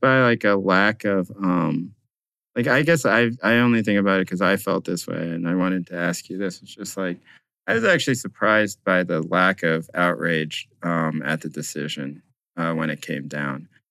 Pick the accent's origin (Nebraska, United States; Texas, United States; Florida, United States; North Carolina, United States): North Carolina, United States; moved away as an adult; also born or lived in Brooklyn; now in Berkeley, United States; I d, was not born in the United States. I grew up in North Carolina, but I lived now in Berkeley, California.